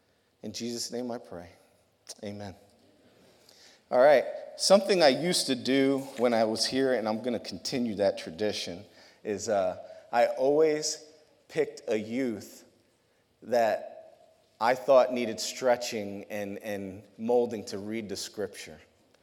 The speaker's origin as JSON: {"language": "English", "region": "New York", "country": "United States", "said": "New York."}